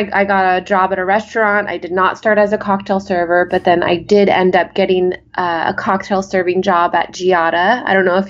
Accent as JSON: {"language": "English", "town": "Los Angeles", "region": "California", "country": "United States", "lives_now": "Las Vegas, United States", "said": "I came from Los Angeles, actually. My husband and I moved to Vegas 6 years ago."}